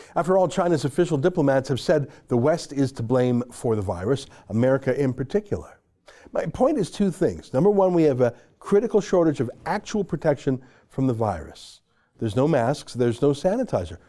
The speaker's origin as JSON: {"language": "English", "country": "Canada", "said": "as a Canadian"}